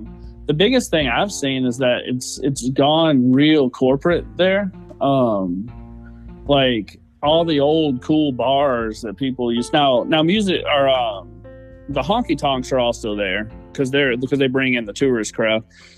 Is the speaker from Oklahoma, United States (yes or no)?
no; Nashville, Tennessee, United States; born or raised there; moved away